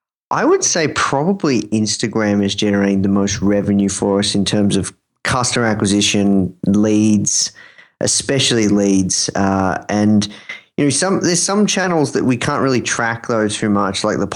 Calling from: Melbourne, Victoria, Australia; I'm calling from Melbourne, Australia.

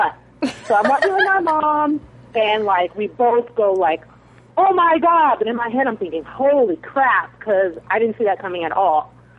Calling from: Bakersfield, California, United States; I'm calling from Bakersfield, California.

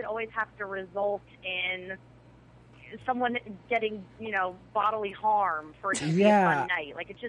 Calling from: Pasadena, California, United States; I'm calling from Pasadena.

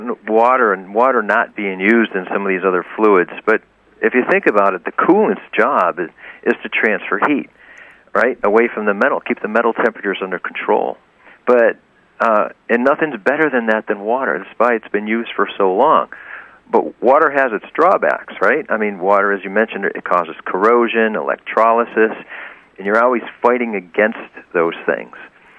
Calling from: Suffield, Connecticut, United States; I'm calling from Suffield, Connecticut.

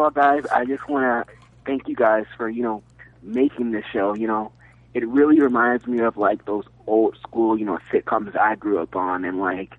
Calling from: Timber Pines, Florida, United States; Hey, guys. … from Timber Pines, Florida.

